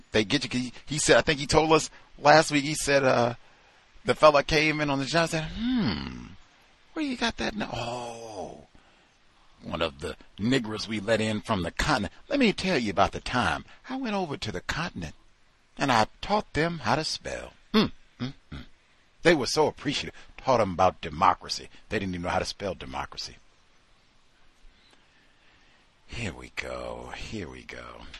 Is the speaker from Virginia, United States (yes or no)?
no; New York, United States; born there; I was born in New York.